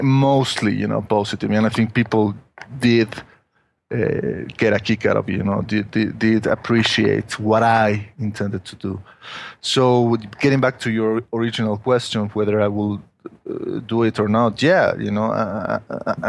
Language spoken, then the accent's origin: English; Mexico; English is a second language; I'm not a native, you know, English speaker, you know, that I was born in Mexico, from Mexican family, and I've lived here in Mexico all my life